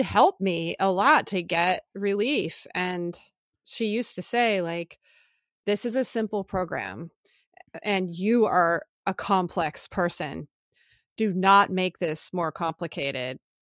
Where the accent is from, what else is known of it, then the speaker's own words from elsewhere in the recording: Philadelphia, Pennsylvania, United States; moved away; also born or lived in California; I grew up in Philly